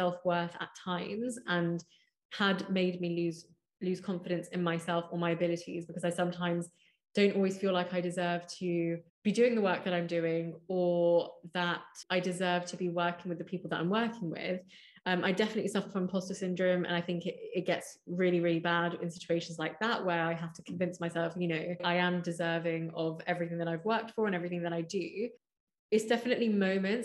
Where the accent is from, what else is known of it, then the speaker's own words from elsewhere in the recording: London, United Kingdom; I grew up in Hounslow, really diverse part of London, West London.